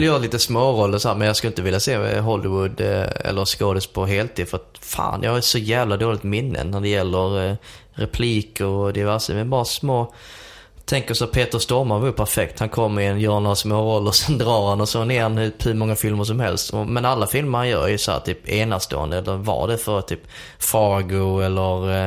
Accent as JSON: {"language": "Swedish", "country": "Sweden", "said": "jag är från Sverige"}